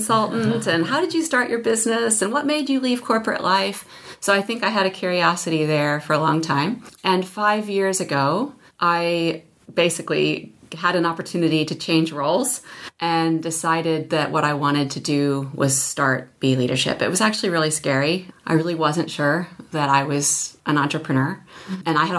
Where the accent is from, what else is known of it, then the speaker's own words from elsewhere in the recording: rural Iowa, United States; also born or lived in Chicago, Illinois; I grew up in the Midwest in the US